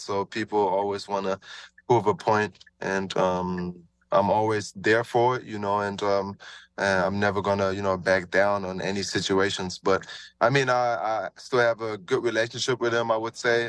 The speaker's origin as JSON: {"language": "English", "country": "Germany", "tie": "born or raised there", "moved": "yes"}